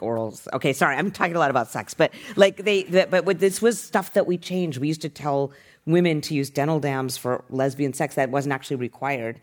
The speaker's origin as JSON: {"language": "English", "region": "Utah", "country": "United States", "tie": "born or raised there", "also_born_or_lived": "Boston", "moved": "as an adult", "lives_now": "San Francisco, United States", "said": "I grew up in Utah"}